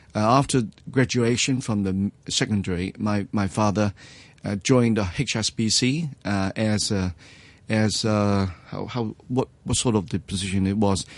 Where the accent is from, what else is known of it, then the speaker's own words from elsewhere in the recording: New Territories, Hong Kong; I was born in Hong Kong, actually, to be precise, uh, in Mill Territory. Uh, I came from, uh, the rural family